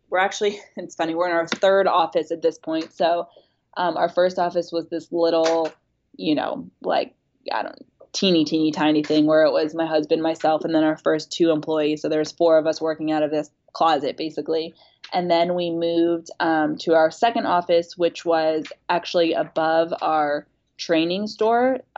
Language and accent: English; Huntersville, North Carolina, United States; we're both from Huntersville, North Carolina, which like if you're not from Charlotte, you don't know of Huntersville, North Carolina. So we both started in this teeny small suburban um, North Carolina town